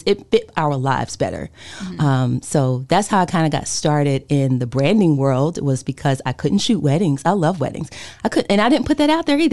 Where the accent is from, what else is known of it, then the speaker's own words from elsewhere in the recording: Winston-Salem, North Carolina, United States; moved away; also born or lived in Chicago; I moved here from Chicago. I'm from Winston-Salem, and I got married, so I moved back